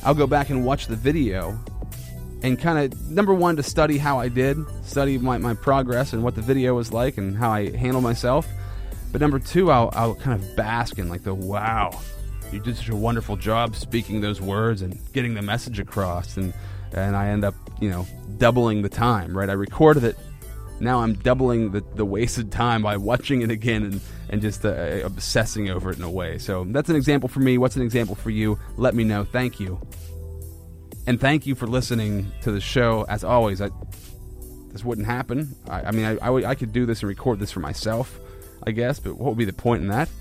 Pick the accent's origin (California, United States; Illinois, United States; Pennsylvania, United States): Pennsylvania, United States; Central; I'm from Central PA